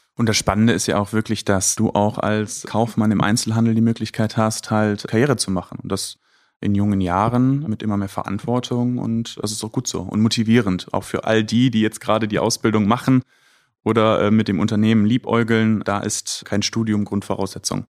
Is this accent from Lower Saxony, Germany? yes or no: no; Düsseldorf, North Rhine-Westphalia, Germany; also born or lived in Bocholt; Ich bin Düsseldorfer durch und durch